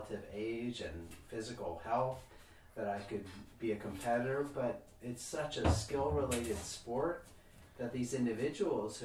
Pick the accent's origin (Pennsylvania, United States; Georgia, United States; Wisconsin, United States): Wisconsin, United States; I grew up in Wisconsin